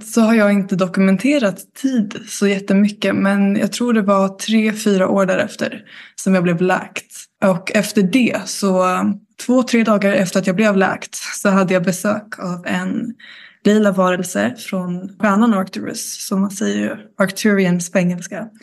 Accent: Karlskrona, Blekinge, Sweden; moved away; also born or lived in Stockholm; jag kommer från Blekinge, Karlskrona

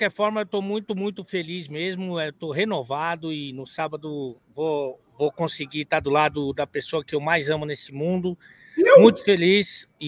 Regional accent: Salvador, Bahia, Brazil; É sou de Salvador, eu é novo sou de Salvador.

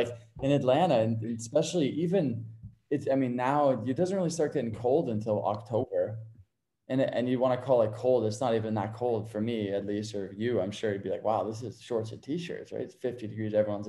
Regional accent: Cornwall, Ontario, Canada; born there; I was born in Cornwall, Ontario, actually, but my mom was born in Florida.

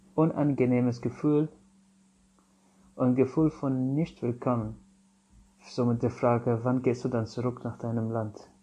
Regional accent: Syria; German is a second language; now in Germany; Also ich komme aus Syrien

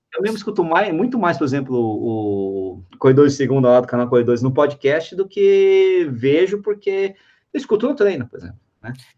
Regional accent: São Bernardo do Campo, São Paulo, Brazil; Eu sou de lá, né? Sou de São Bernardo

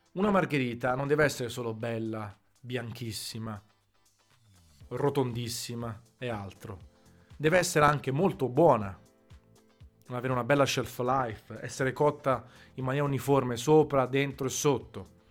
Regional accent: Naples, Campania, Italy; da napoletano verace, nato a Napoli col Vesuvio tatuato sul, sul bicipite destro

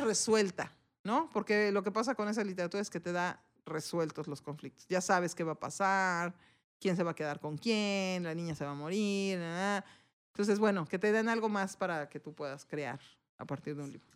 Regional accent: Mexico; Somos dos mujeres mexicanas que somos las propietarias y quienes operamos el negocio

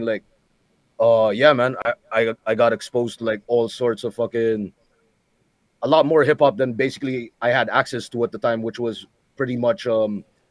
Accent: Philippines; first language English

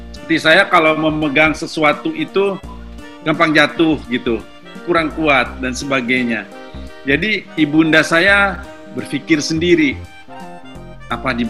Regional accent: Bandung, West Java, Indonesia; saya sebetulnya dari kecil yang saya kenal adalah alat musik tradisional khususnya Sunda karena saya lahir di Bandung dan lokasi kediaman keluarga kami itu persis berada di bawah eh di belakang dari sebuah kampus seni

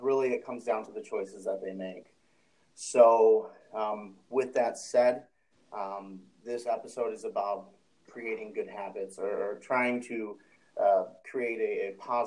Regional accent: Chicago, Illinois, United States; moved away as an adult; I'm from Chicago, Illinois. I was raised on the city's south side.

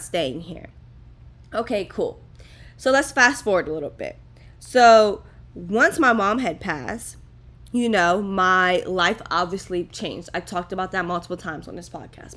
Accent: East Coast, United States; moved away as an adult; now in Miami, United States; I lived on the East Coast

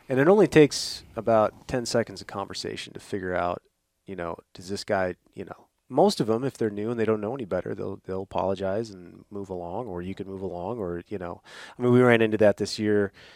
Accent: Midwest, United States; growing up in the Midwest

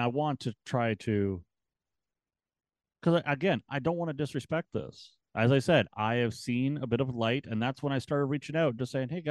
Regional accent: Canada; I'm Canadian

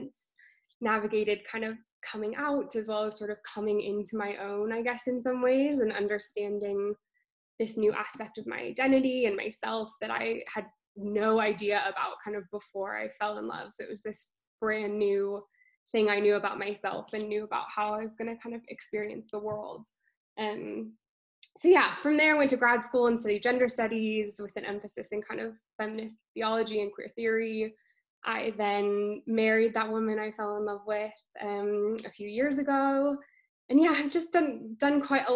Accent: California, United States; moved away as an adult; now in London, United Kingdom; I'm originally from California, but I've been living in London for the last 5 years.

